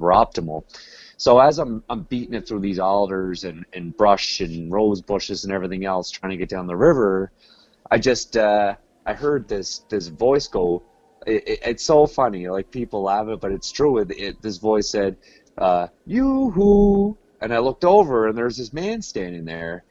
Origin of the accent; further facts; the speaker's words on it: Cape Breton Island, Nova Scotia, Canada; I'm from Cape Breton Island, Nova Scotia.